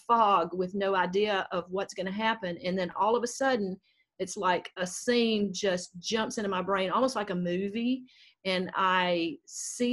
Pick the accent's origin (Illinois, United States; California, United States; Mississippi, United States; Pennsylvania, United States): Mississippi, United States; North; moved away as an adult; now in Mobile, United States; I was raised in North Mississippi and went to school at Mississippi State